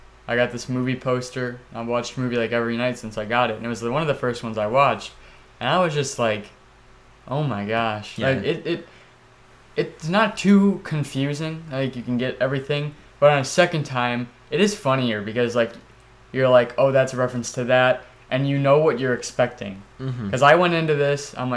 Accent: United States; we're American

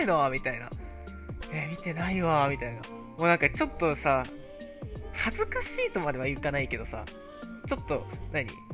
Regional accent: Japan; now in United States; 自分、日本人だけど

